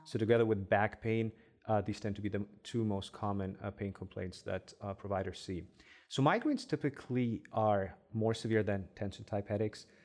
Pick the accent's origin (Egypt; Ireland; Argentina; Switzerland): Egypt; first language Arabic; English is a second language; moved away as an adult; also born or lived in Germany; now in Cleveland, United States; I grew up in Egypt, uh, so my first language is Arabic, of course.